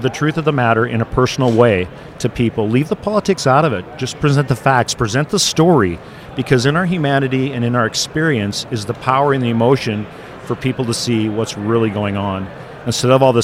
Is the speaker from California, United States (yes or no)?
no; Missoula, Montana, United States; I grew up in Missoula, Montana.